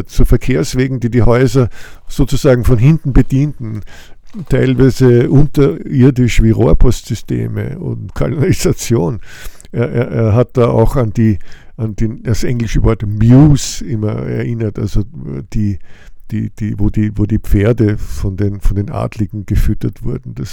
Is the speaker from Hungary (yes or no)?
no; Austria; das ist doch alles bei uns in Österreich Realität.